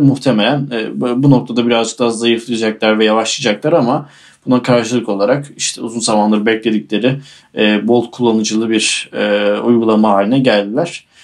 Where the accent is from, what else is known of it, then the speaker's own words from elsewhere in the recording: Aydın, Turkey; Aydın bizim taraf